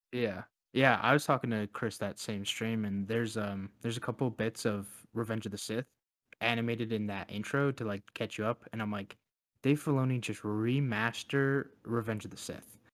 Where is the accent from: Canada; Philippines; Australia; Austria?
Canada; as a Canadian